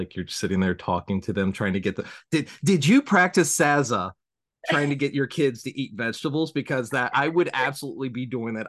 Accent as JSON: {"language": "English", "region": "the South", "country": "United States", "accent": "southern", "said": "nobody takes a southern accent very seriously. And so I always just like learned to hide my accent."}